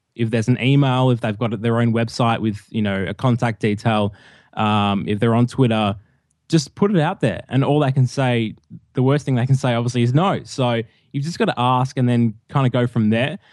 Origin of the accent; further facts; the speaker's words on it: Melbourne, Victoria, Australia; moved away as an adult; now in Hamilton, Australia; I'm from Melbourne, and I recently moved a few months ago, uh, about four hours out of Melbourne to a rural, a rural town, uh, called Hamilton